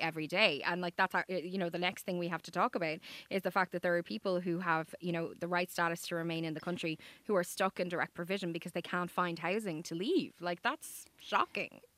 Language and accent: English; Dublin, Leinster, Ireland; I am from the South Side, but I live in the North Side.